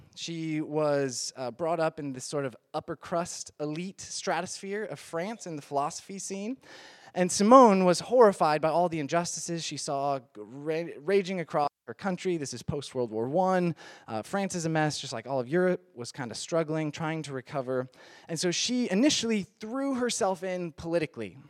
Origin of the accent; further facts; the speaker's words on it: Midwest, United States; moved away; I am from the Midwest